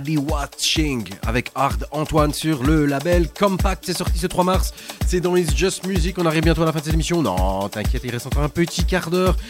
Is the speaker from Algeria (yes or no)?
no; Belgium; on revient chez nous en Belgique